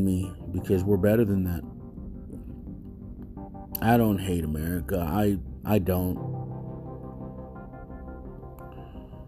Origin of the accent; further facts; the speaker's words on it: United States; Mexican American, Mexican, Chicano, whatever you want to call. Us, we are Native American, indigenous roots in Mexico